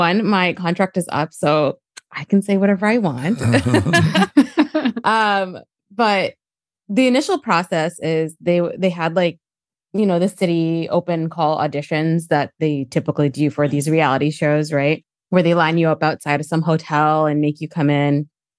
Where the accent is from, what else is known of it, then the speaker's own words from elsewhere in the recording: New Jersey, United States; I know I'm from Jersey